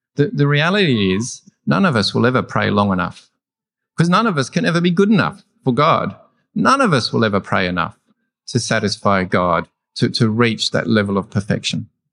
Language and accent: English; Australia; I'm an Australian.